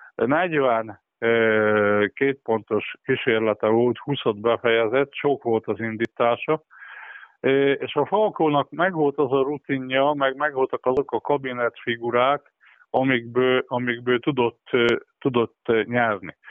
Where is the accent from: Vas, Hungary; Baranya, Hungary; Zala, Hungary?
Vas, Hungary; Körmend; born or raised there